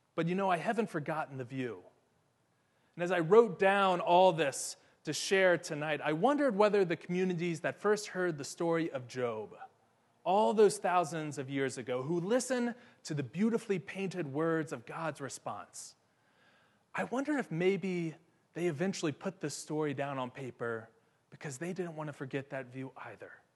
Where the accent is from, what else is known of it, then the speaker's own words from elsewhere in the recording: Ohio, United States; now in Atlanta, United States; my hometown in Ohio